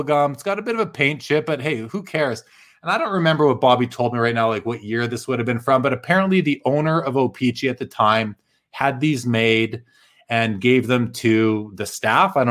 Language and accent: English; Winnipeg, Manitoba, Canada; moved away; I'm from Winnipeg originally, and I grew up with this gentleman, Dave Kaplan. We kind of went to the same schools growing up